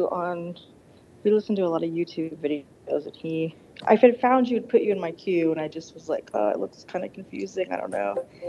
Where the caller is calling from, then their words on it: Denver, Colorado, United States; Hi, Denver.